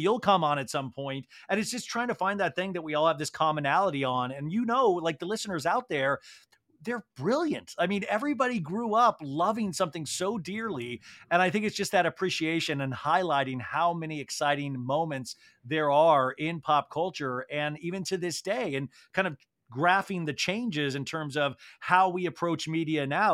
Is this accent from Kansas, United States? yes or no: yes; Kansas, United States; I grew up in Kansas